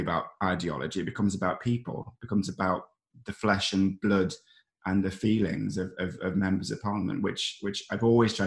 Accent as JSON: {"language": "English", "town": "Ashfield", "region": "East Midlands", "country": "United Kingdom", "tie": "born or raised there", "also_born_or_lived": "Mansfield", "said": "I grew up in a very politicised environment because I grew up in Ashfield, which was a mining community in the 90s"}